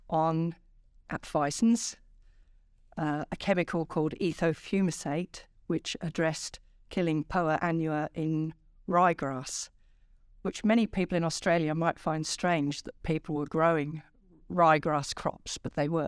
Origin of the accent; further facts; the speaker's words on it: England, United Kingdom; also born or lived in London / Singapore; I was born in London, so really in the south of England, and uh, shortly after that, my father was posted to Singapore. So I spent uh, the first probably four or five years of my childhood in in Singapore